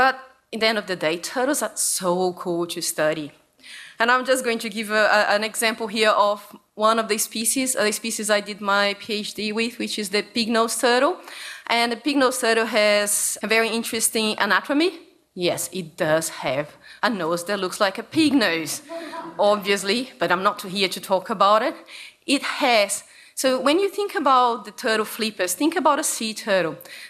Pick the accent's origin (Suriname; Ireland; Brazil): Brazil; English is a second language; now in Australia; I come from Brazil.